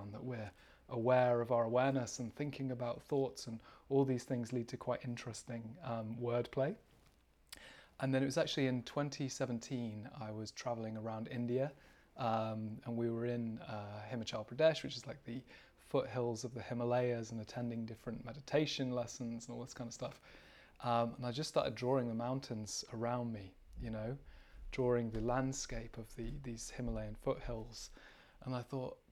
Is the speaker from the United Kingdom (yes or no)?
yes; United Kingdom; I am from the UK, as you can probably tell by my accent.